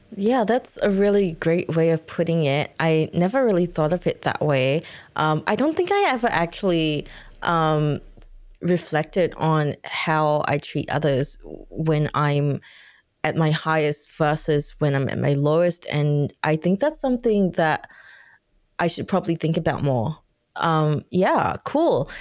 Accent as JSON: {"language": "English", "country": "Singapore", "said": "I'm from Singapore"}